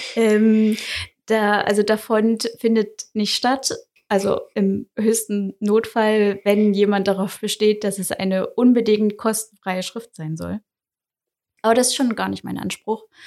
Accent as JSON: {"language": "German", "region": "Saxony-Anhalt", "country": "Germany", "also_born_or_lived": "Dessau", "moved": "as an adult", "lives_now": "Dresden, Germany", "said": "Also ich komme ursprünglich aus Sachsen-Anhalt"}